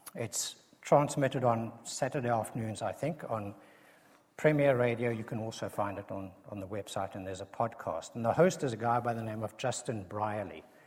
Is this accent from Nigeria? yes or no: no; South Africa; accent: South African; a South African accent